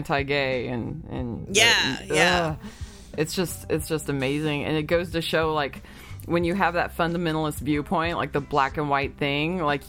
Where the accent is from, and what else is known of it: Arkansas, United States; born or raised there